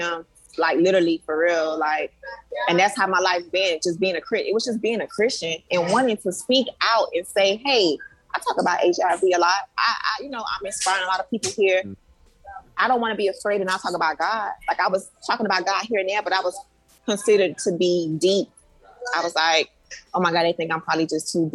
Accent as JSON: {"language": "English", "town": "Miami", "region": "Florida", "country": "United States", "tie": "born or raised there", "said": "I grew up in the inner city. I grew up in Liberty City."}